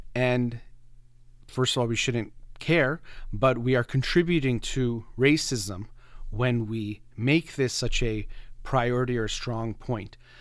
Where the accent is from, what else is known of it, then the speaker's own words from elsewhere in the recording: United States; of Iranian descent, but born and raised in the United States in America